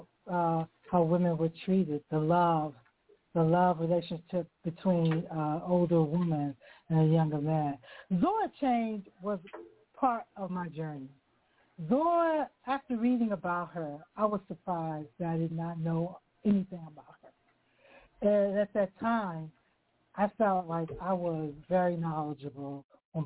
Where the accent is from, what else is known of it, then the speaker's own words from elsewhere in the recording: Washington, District of Columbia, United States; moved away; I'm originally from Washington, D.C.